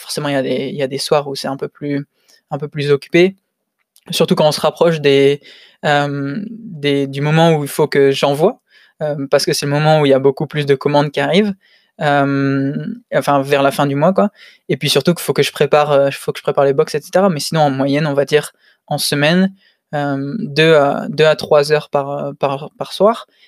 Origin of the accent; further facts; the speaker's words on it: Lille, Hauts-de-France, France; moved away as an adult; now in Tokyo, Japan; je suis lillois.